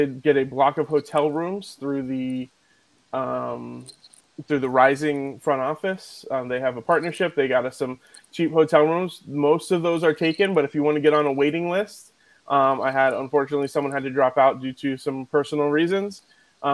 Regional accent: Philadelphia, Pennsylvania, United States; moved away; I'm from Philly

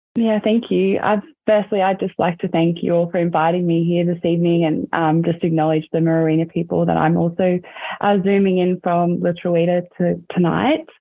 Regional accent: Corowa, New South Wales, Australia; growing up in Corowa. I'm sure a lot of you are probably familiar with that little town. It's um, on the banks of the Murray River. And that's where I spent um, a lot of my childhood

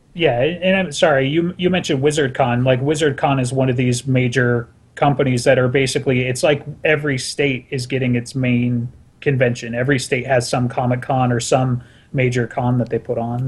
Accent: Salt Lake City, Utah, United States; I'm from Salt Lake City

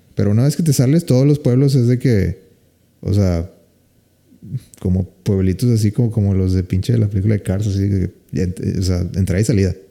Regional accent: Mexico; como buen mexicano

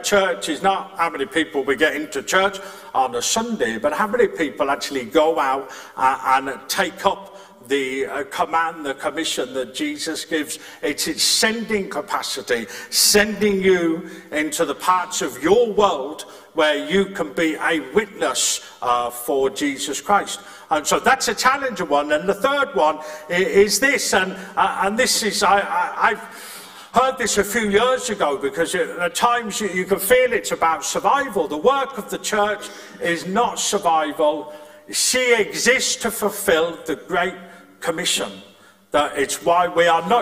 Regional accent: Birmingham, West Midlands, United Kingdom; moved away; I'm from Birmingham, or you're from a different place, or, where I grew up, there was a very posh place called Four Oaks.

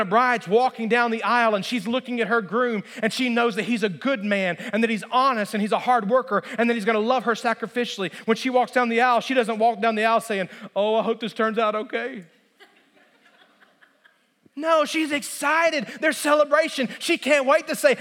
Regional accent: Alabama, United States; moved away; I grew up in Alabama, and I grew up until I was 15 years old on a small kind of hobby farm

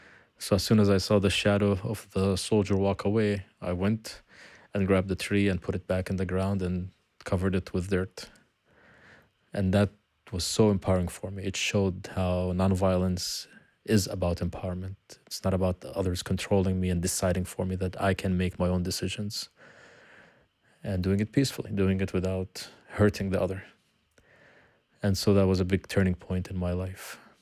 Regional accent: Beit Jala, Bethlehem Governorate, Palestine; the beautiful thing about where I grew up in Beit Jala, I grew up in a house that was in the middle of a little forest.

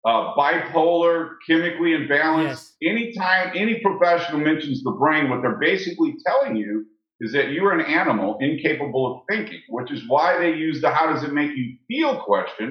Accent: St. Louis, Missouri, United States; I was raised in St. Louis

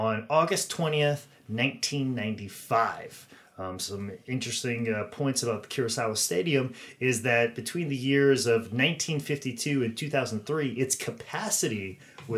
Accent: Iowa, United States; moved away; growing up in Iowa, we only got the syndicated show, WWF Superstars

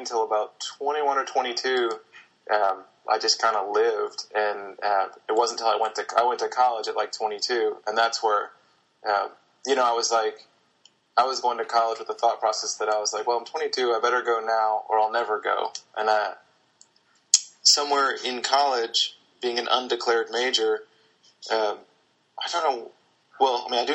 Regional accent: Charleston, South Carolina, United States; I was born and raised in Charleston, South Carolina

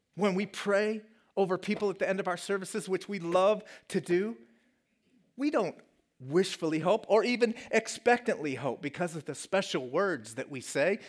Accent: Colorado, United States; moved away; my home state of Colorado

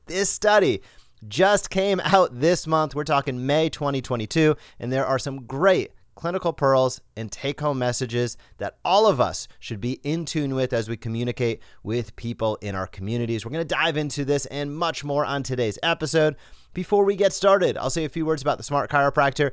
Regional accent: Rhode Island, United States; moved away as an adult; I grew up in Rhode Island, zero to eighteen years old.

